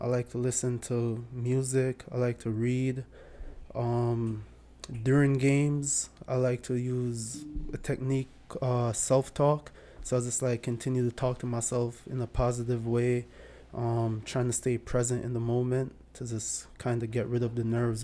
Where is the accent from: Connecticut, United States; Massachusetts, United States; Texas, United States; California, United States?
Connecticut, United States; Bloomfield; also born or lived in Jamaica; I was born in Jamaica. I grew up in, uh, Bloomfield, Connecticut.